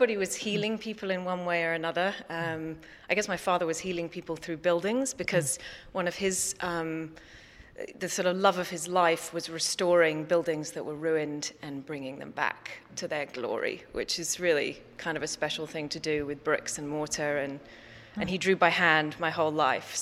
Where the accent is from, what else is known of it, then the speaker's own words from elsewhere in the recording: London, United Kingdom; moved away; also born or lived in New York; I grew up in London in England, abandoning London and, you know, leaping on an airplane at a young age and right time going off to New York